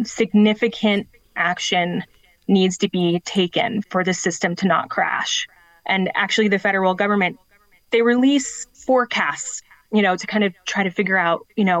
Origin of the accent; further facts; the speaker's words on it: Colorado, United States; as someone who's born and raised in Colorado